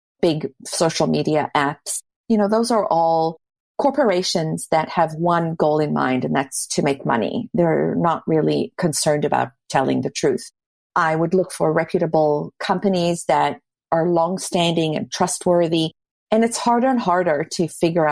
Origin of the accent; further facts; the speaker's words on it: South Africa; now in Toronto, Canada; I grew up in South Africa